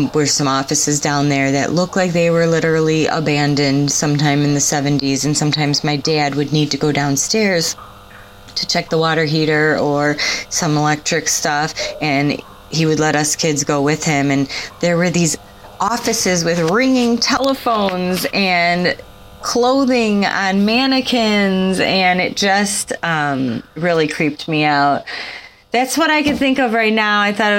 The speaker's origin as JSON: {"language": "English", "town": "Chicago", "region": "Illinois", "country": "United States", "said": "I am from Chicagoland"}